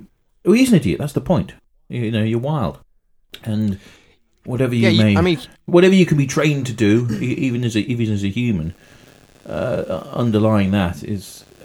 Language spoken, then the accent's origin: English; Leamington Spa, West Midlands, United Kingdom; born there; A, no, I was born in Leamington Hospital.